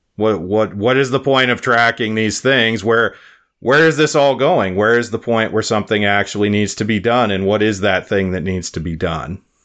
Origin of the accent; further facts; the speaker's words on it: Wyoming, United States; now in South Dakota, United States; my home state of Wyoming